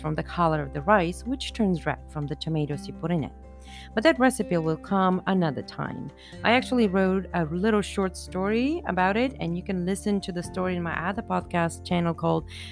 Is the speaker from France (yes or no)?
no; Bulgaria; I am from Bulgaria and during my childhood, we were in socialism